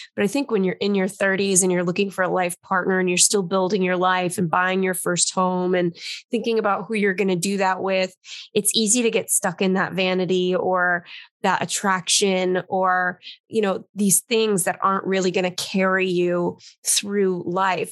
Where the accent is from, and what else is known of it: Los Angeles, California, United States; born or raised there; now in New York, United States